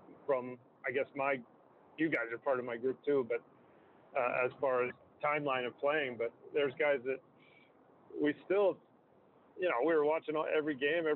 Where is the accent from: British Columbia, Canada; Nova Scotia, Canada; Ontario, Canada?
Ontario, Canada; Newmarket; I'm from Newmarket